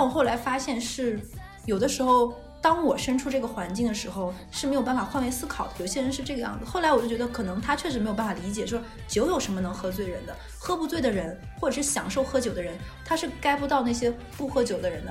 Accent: Northeast China, China; 我们东北人

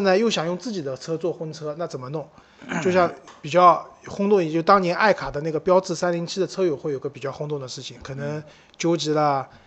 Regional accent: Shanghai, China; 对于我们上海人来讲，董家渡花鸟市场是一个蛮有标志性的地方

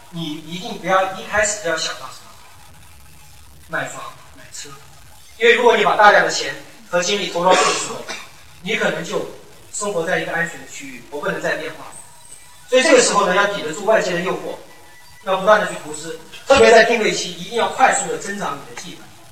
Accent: Anqing, Anhui, China; moved away as an adult; now in Guangzhou, China; 我是安徽安庆市

